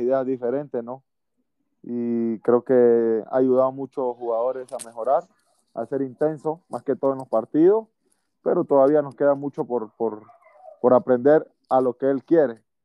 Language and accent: Spanish; Panama